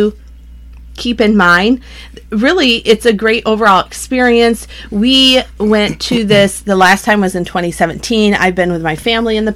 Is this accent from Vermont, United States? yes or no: no; Michigan, United States; We're from Michigan